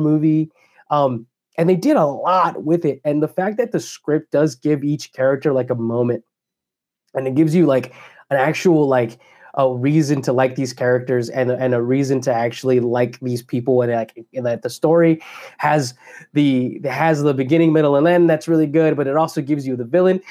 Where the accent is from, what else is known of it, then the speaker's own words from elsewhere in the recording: Dallas, Texas, United States; I grew up in Croco Hill and Oak Cliff when I was a kid